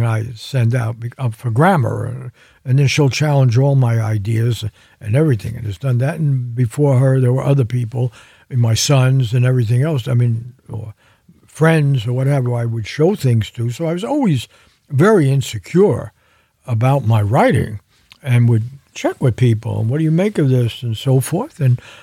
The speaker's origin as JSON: {"language": "English", "region": "New York", "country": "United States", "tie": "born or raised there", "moved": "yes", "lives_now": "California, United States", "said": "New York, my hometown"}